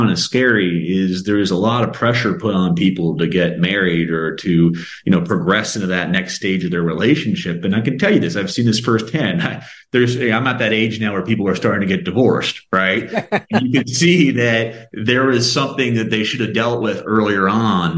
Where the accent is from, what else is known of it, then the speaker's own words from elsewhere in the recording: United States; as an American